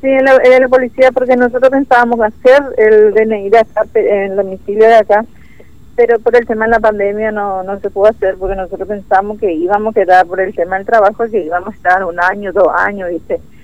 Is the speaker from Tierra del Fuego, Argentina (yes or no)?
no; Formosa, Argentina; moved away as an adult; now in Comodoro Rivadavia, Argentina; Somos de Formosa del de la capital.